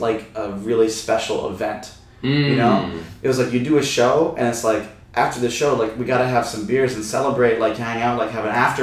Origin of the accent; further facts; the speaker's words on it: Vermont, United States; moved away as an adult; also born or lived in Kaohsiung, Taiwan; now in Taipei, Taiwan; I grew up in Vermont.